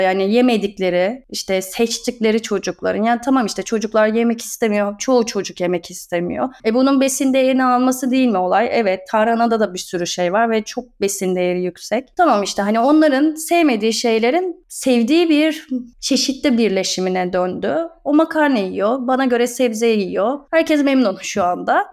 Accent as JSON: {"language": "Turkish", "region": "Istanbul", "country": "Turkey", "tie": "born or raised there", "moved": "as an adult", "lives_now": "Erdek, Turkey", "said": "İstanbul Beylerbeyi doğumluyum ben. Boğaz çocuğuyum"}